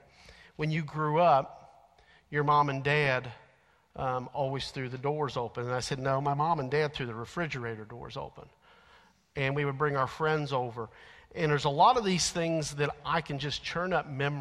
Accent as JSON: {"language": "English", "town": "Alexandria", "region": "Kentucky", "country": "United States", "said": "the grocery store carryout in Alexandria"}